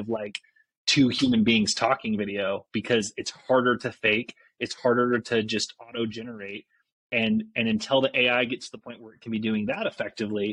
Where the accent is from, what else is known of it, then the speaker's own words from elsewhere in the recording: Mapleton, Utah, United States; I grew up in Utah, small town Mapleton, and had a really like idyllic childhood there